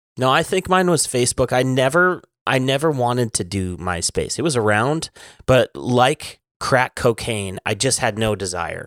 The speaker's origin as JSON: {"language": "English", "town": "Kalispell", "region": "Montana", "country": "United States", "tie": "born or raised there", "said": "I am from Callis Bell, Montana"}